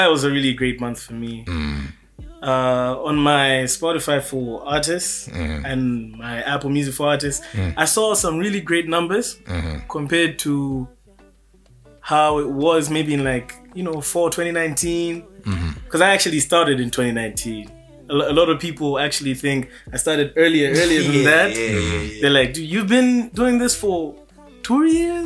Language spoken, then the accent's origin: English; Malawi; I am from Malawi